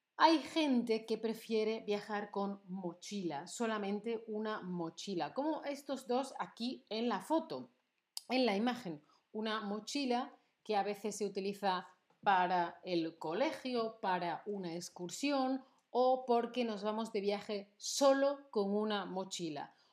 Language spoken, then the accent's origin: Spanish; Seville, Andalusia, Spain; moved away; fue a mi ciudad de origen, no fue nada especial, no fue nada original, no fui a Tombuctú ni a Honolulu, no, no, no, fui a Sevilla